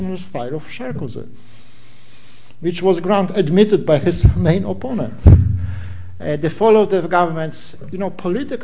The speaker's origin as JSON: {"language": "English", "country": "Poland", "said": "I come from Poland"}